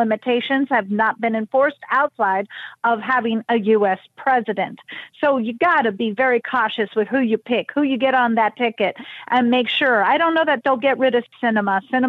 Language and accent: English; California, United States; I also will say, I come from California. My parents, I was raised here, and my parents are in California.